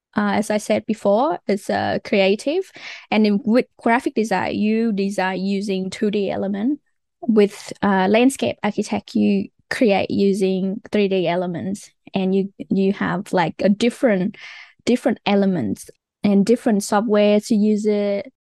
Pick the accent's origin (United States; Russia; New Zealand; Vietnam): Vietnam; English is a second language; moved away as an adult; also born or lived in Wollongong, Australia / Canberra, Australia; now in Australia; I came from Vietnam.